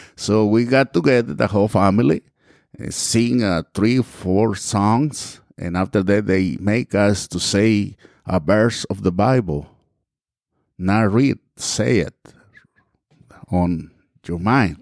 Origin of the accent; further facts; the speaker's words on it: Mexico; English is a second language; moved away as an adult; also born or lived in Texas / Georgia; now in United States; I grew up and we left the, our town and, well, I came to United States and back in nineteen eighty-two.